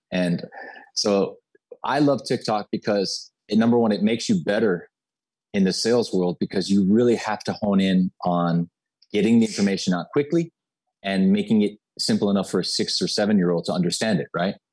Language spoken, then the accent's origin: English; Miami, Florida, United States; I was born and raised in Miami, Florida.